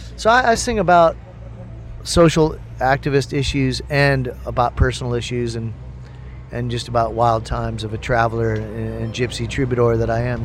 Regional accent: Midwest, United States; I'm from the Midwest

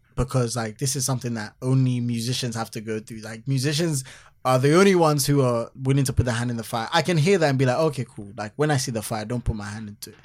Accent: Accra, Greater Accra, Ghana; growing up in Accra

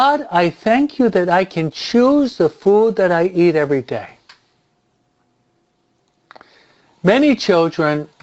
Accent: United States; I was brought up and raised in the American society

